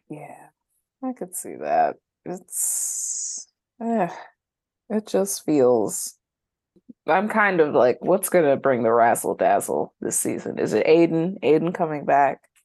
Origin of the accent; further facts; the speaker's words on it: North Carolina, United States; my pocket of North Carolina